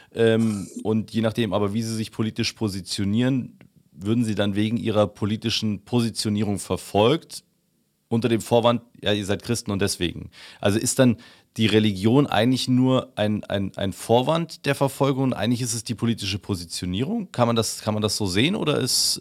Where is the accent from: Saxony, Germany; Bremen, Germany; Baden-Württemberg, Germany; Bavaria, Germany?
Bavaria, Germany; Upper; Ich bin in, äh, in Bayern aufgewachsen, habe dort mein Abitur gemacht ähm, und in Oberbayern